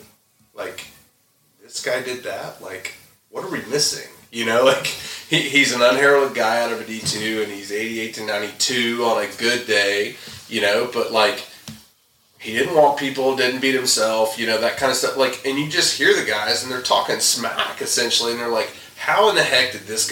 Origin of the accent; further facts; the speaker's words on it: the South, United States; I grew up in the South